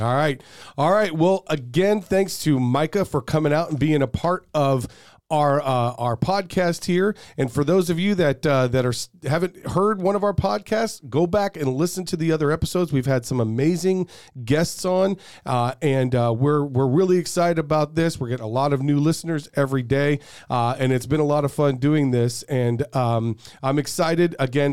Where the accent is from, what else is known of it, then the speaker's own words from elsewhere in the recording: Peoria, Arizona, United States; also born or lived in Glendale, Arizona; I've lived in Glendale or Peoria my entire life